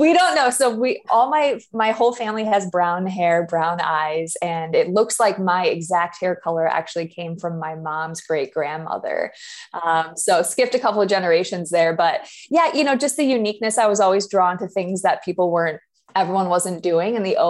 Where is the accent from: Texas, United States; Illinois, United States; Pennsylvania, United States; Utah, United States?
Illinois, United States; Chicago; also born or lived in Indiana; I am originally. Yeah. I went to school in Indiana, did a bunch of traveling around the world, and then landed back here in Chicago.